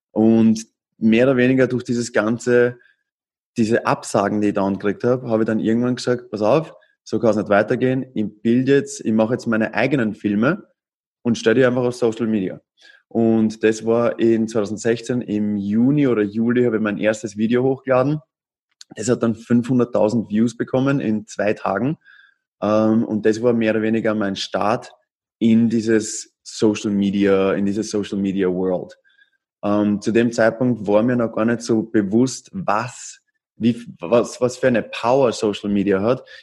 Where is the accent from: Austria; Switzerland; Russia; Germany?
Austria; now in United States; Ich bin ursprünglich aus Österreich und bin 2014 nach Amerika ausgewandert.